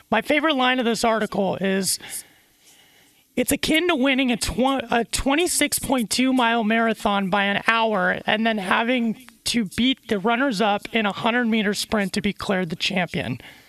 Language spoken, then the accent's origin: English; San Diego, California, United States; Another thing you got to know about me, I'm born and raised in San Diego.